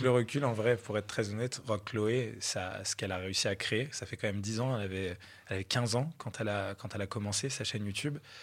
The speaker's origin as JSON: {"language": "French", "town": "Troyes", "region": "Grand Est", "country": "France", "tie": "born or raised there", "moved": "as an adult", "lives_now": "Aix-en-Provence, France", "said": "À la base, j'habitais à Troyes, en province. Euh, et, je suis parti de ma ville natale"}